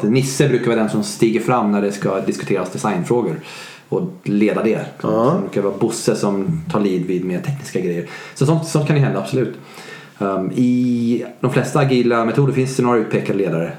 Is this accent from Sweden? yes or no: yes; Sweden; Jag är svensk